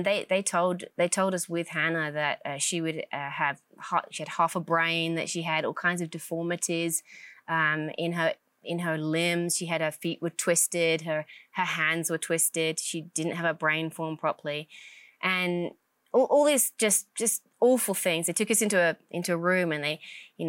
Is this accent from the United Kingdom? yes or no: yes; England, United Kingdom; moved away as an adult; now in United States; Originally from England, born and raised in England, and then moved over to America in 2008.